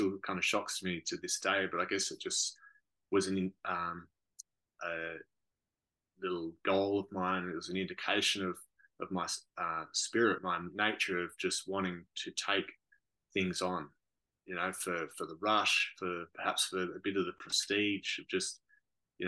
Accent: Margaret River, Western Australia, Australia; Growing up in Margaret River

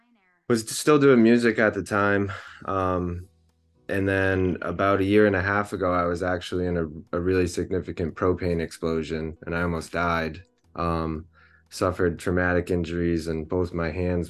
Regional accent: Concord, Massachusetts, United States; I'm from the Concord area

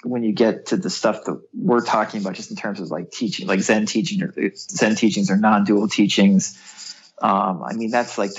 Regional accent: New England, United States; I was born in New England, in the United States

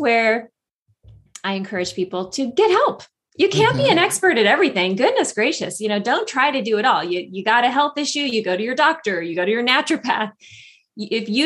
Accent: a small town in Northern California, United States; moved away as an adult; also born or lived in Los Angeles; moved from Los Angeles to a small town in Northern California where my family lived, my hometown

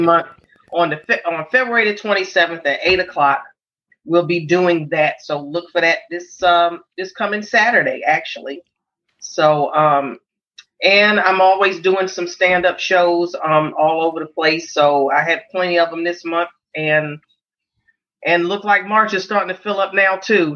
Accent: New York City, New York, United States; growing up in Harlem

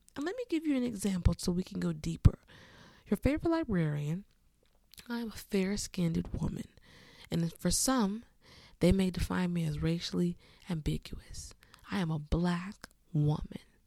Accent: California, United States; I grew up in California, a certified tomboy

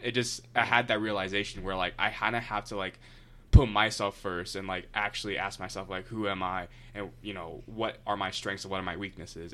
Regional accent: Akron, Ohio, United States; I'm from Akron

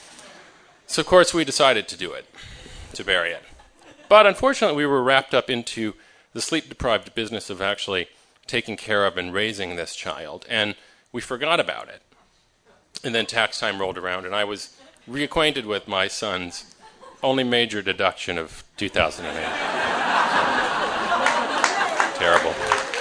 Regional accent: Michigan, United States; moved away; I grew up in Michigan, so I know a little bit about trees, because in the Midwest, everyone's kind of a farmer

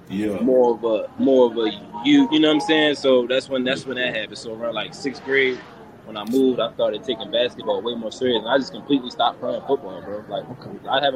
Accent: Baltimore, Maryland, United States; moved away as an adult; growing up in Baltimore

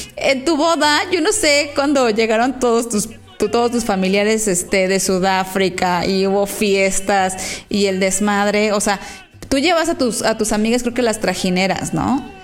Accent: Mexico; es bien chingón ser mexicano

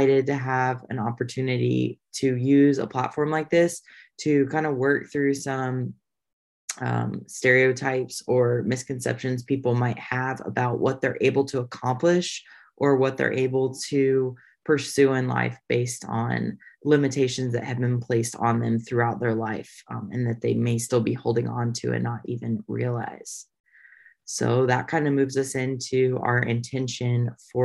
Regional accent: Indiana, United States; also born or lived in Texas / Nashville, Tennessee; now in North Carolina, United States; I am from Indiana. And moved to Texas, and now I'm also in North Carolina.

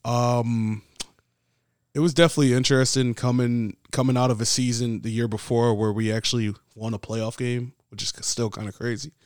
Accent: New York City, New York, United States; I'm from the Bronx

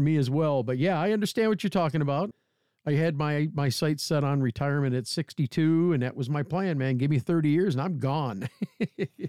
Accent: Bay City, Michigan, United States; Which is my hometown. I grew up in the South End. I graduated from Bay City Central

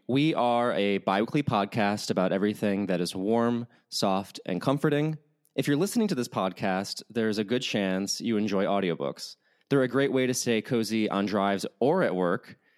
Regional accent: Chicago, Illinois, United States; now in Los Angeles, United States; I grew up in Chicago

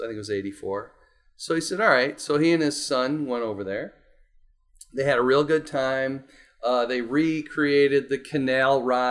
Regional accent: Madison, Wisconsin, United States; I'm from Madison, Wisconsin.

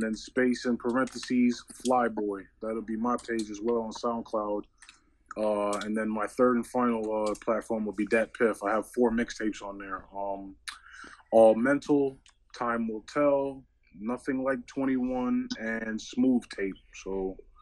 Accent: New York City, New York, United States; moved away; I'm originally from New York City

